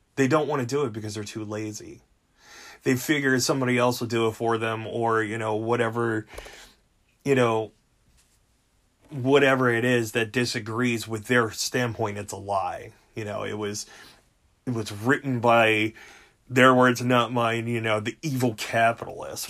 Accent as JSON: {"language": "English", "country": "United States", "said": "we're all American"}